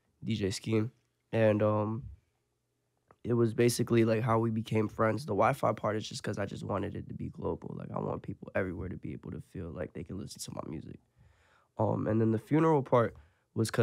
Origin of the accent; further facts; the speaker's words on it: Lake Park, Florida, United States; also born or lived in Port St. Lucie, Florida; I'm from Lake Park. I was jumping from here to there, from Lake Park to 45th.